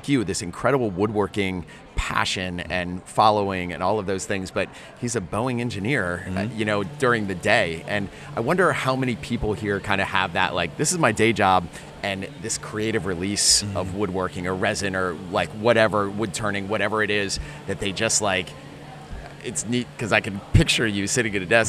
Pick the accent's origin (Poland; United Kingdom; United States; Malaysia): United States; Chevy Chase, Maryland; I grew up in Chevy Chase, Maryland.